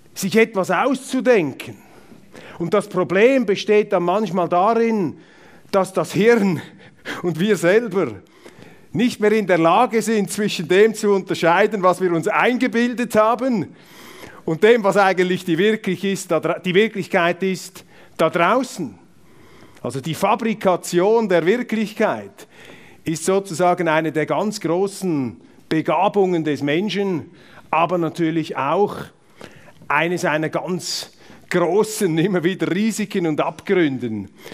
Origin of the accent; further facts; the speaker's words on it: Zurich, Switzerland; Ich bin äh, Zürcher mit Migrationshintergrund